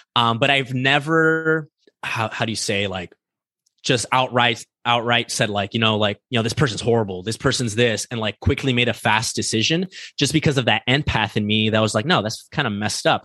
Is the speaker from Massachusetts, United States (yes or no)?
no; East Los Angeles, California, United States; I grew up in East Los Angeles